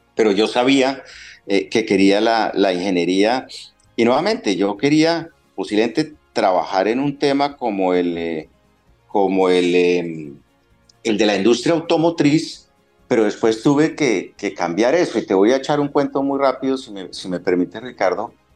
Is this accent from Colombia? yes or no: yes; Colombia; moved away as an adult; also born or lived in London / Argentina; Cuando salimos de Colombia, solo mi hijo eh, había nacido, mi hija nació después, cuando ya estábamos en Londres